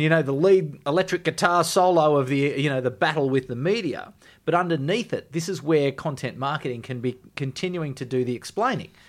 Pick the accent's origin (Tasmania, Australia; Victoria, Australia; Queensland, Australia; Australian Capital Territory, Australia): Australian Capital Territory, Australia; Canberra; I'm from Canberra, that it's a Canberra degree